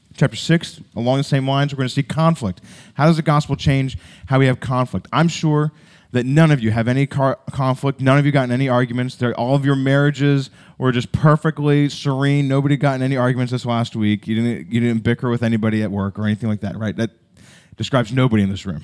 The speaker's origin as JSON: {"language": "English", "country": "United States"}